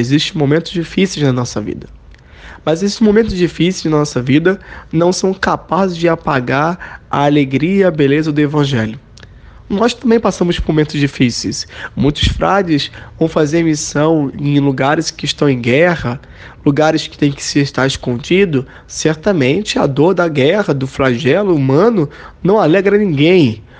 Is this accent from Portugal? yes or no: no; Rio de Janeiro, Brazil; accent: carioca; eu tenho um sotaque bastante carregado, né? Muito bem, eu sou carioca